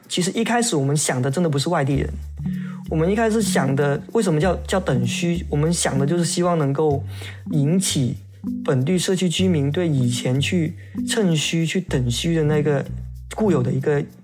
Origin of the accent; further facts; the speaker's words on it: Guangdong, China; also born or lived in Shenzhen; now in Kaiping, China; 回到了我以前小时候在我潮汕的家的那种乡村环境